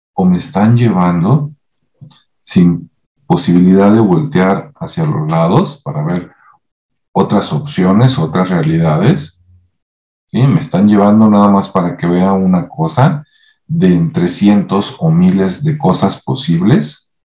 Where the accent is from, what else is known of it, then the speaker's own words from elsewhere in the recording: Guadalajara, Jalisco, Mexico; en Guadalajara, Jalisco, por acá, donde yo nací